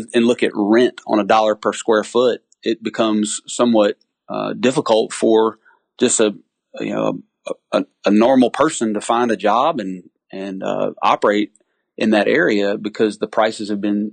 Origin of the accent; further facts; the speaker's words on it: Lake Charles, Louisiana, United States; I'm from Lake Charles, Louisiana.